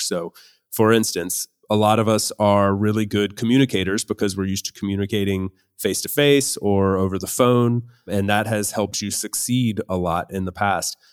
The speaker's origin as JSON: {"language": "English", "country": "United States", "moved": "as an adult", "lives_now": "Spain", "said": "I am an American currently living in Spain"}